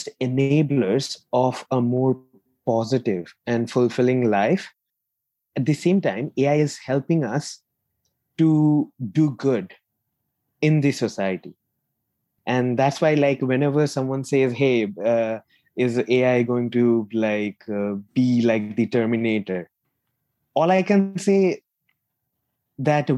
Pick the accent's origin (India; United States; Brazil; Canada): India; moved away as an adult; also born or lived in Manchester, United Kingdom; now in United Kingdom; in 2013, I moved from India to the UK to pursue my master's